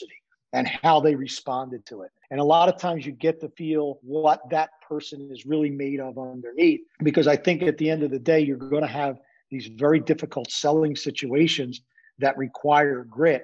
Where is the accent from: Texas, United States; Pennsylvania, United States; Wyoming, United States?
Pennsylvania, United States; Philadelphia; growing up in South Philly